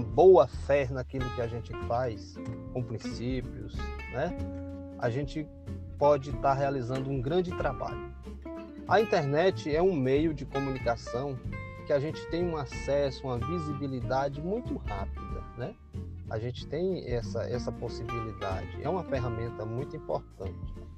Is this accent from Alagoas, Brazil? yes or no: no; Manuel Vitorino, Bahia, Brazil; now in Vitória da Conquista, Brazil; sou natural aqui de Manuel Vitorino, interior da Bahia. Porém, moro em Vitória da Conquista há mais de 36 anos